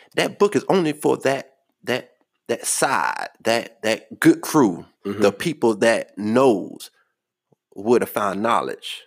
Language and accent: English; Charlotte, North Carolina, United States; I'm from Charlotte